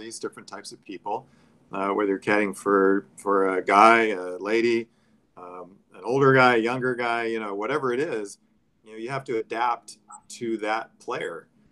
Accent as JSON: {"language": "English", "town": "Oxnard", "region": "California", "country": "United States", "tie": "born or raised there", "said": "I grew up in Oxnard and, you know, a small place"}